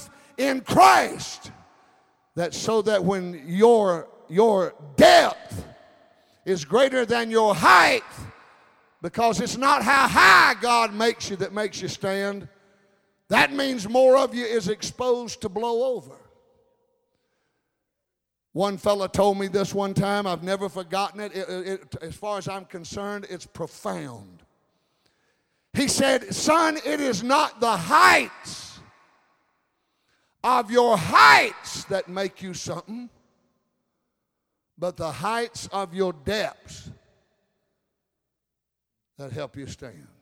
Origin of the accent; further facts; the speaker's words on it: United States; I'm an American